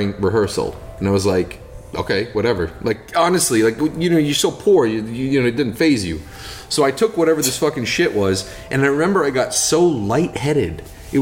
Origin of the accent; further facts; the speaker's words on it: United States; I'm from Washington. When I was a kid, we had these bushes in front of our house.